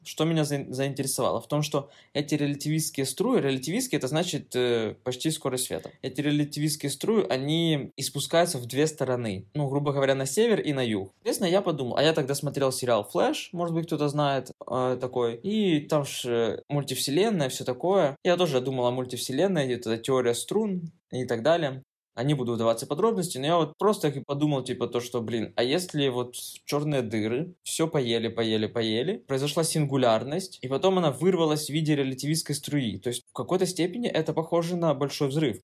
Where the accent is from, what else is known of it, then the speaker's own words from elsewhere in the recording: Kryvyi Rih, Dnipropetrovsk Oblast, Ukraine; moved away; дома в Кривом Роге, я из Кривого Рога